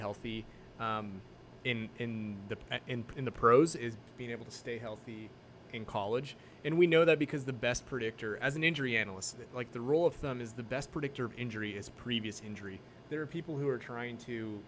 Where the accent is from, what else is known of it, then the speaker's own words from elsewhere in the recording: Western Kansas, United States; moved away as an adult; now in Sacramento, United States; I grew up in Western Kansas